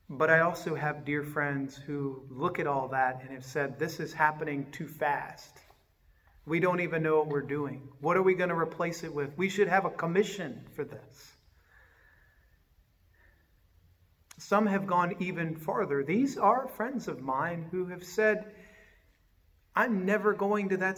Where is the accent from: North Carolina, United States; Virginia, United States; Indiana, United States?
Virginia, United States; Richmond; moved away; I grew up in Richmond, Virginia.